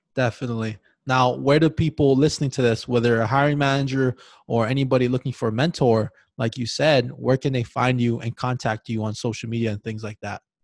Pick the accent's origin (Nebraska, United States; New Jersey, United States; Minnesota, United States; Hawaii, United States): Hawaii, United States; I was born and raised in Hawaii